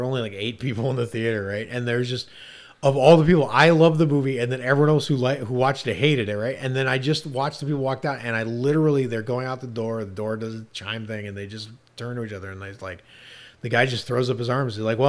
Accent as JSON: {"language": "English", "region": "Ohio", "country": "United States", "lives_now": "Los Angeles, United States", "said": "I live in Los Angeles now, and I have for a long time, but I came from Ohio, and I was back in Ohio personal reasons"}